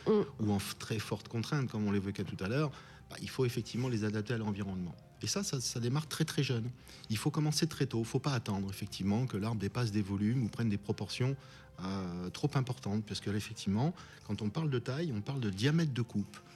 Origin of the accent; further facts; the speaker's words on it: France; chez nous en France